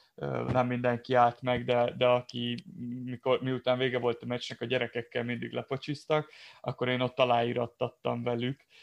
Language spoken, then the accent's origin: Hungarian; Kiskunfélegyháza, Bács-Kiskun, Hungary; én nem messze onnan Kiskunfél Egyházzal származom